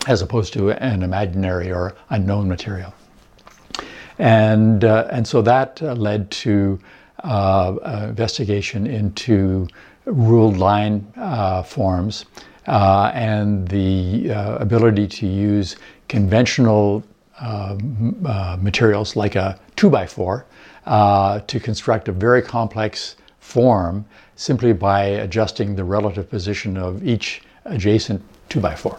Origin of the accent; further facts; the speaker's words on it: Winnipeg, Manitoba, Canada; moved away as an adult; also born or lived in Alberta / British Columbia; now in Vancouver, Canada; we were prairie people, we grew up in Winnipeg.